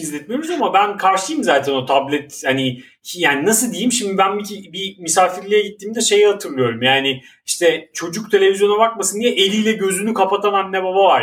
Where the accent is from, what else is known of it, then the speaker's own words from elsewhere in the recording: Istanbul, Turkey; bir Maltepeli olarak